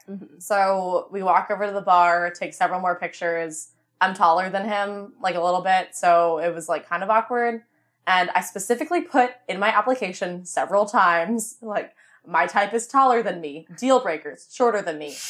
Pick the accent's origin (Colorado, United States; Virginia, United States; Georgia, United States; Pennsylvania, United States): Virginia, United States; Vienna; I was from Vienna